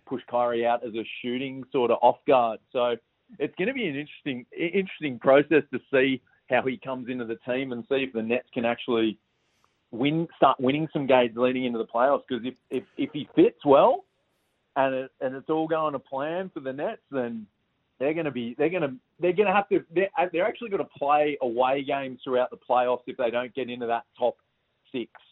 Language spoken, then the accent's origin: English; Australia; as Australian basketball fans